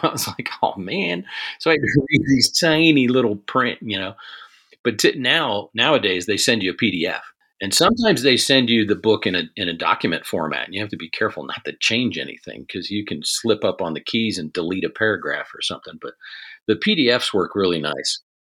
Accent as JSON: {"language": "English", "town": "Cincinnati", "region": "Ohio", "country": "United States", "tie": "born or raised there", "also_born_or_lived": "Korea / Fort Campbell, Kentucky", "moved": "as an adult", "said": "I grew up outside of Cincinnati in Ohio"}